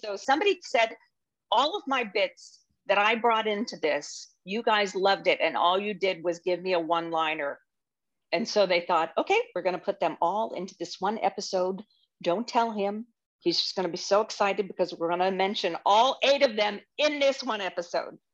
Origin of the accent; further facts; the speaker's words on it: Orlando, Florida, United States; also born or lived in Youngstown, Ohio / Winter Park, Florida; I grew up in Orlando, basically. We moved here in sixty-nine